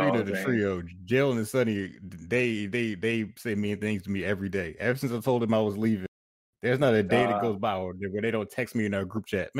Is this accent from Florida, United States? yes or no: yes; Florida, United States; I'm from Florida.